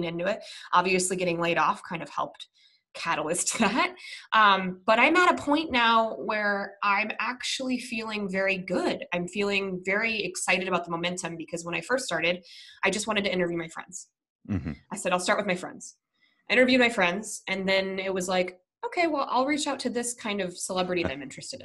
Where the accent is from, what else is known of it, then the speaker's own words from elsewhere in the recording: Minnesota, United States; moved away; I was born in the Midwest. I was born in Minnesota